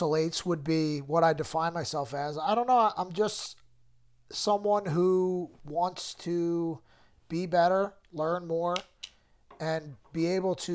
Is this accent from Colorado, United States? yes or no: no; Trevose, Pennsylvania, United States; I grew up in Trevo's, Pennsylvania, which is like Philly suburbs